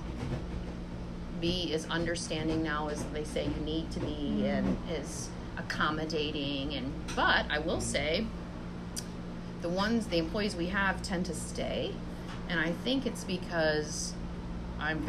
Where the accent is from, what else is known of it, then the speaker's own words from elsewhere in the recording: Michigan, United States; moved away as an adult; I'm from Michigan